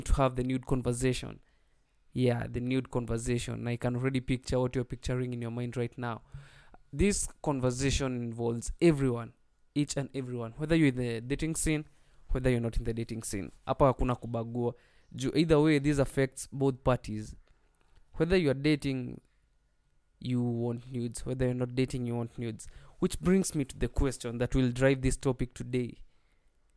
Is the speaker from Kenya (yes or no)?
yes; Nyandarua County, Kenya; I hail from Nyandarua County.